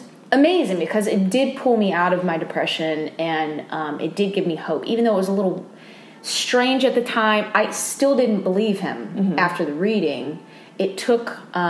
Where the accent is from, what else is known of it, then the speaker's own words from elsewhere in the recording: Austin, Texas, United States; because I'm from Austin, mm-hmm. Texas, years back, I had a friend